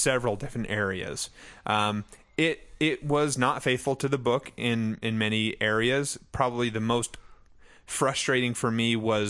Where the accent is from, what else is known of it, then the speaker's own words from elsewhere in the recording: United States; I'm from America.